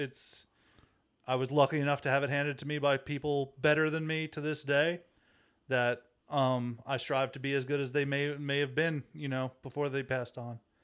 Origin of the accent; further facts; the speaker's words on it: Long Island, New York, United States; moved away; I'm from Long Island, New York, the east end of Long Island. Uh, I grew up in Santa Marich's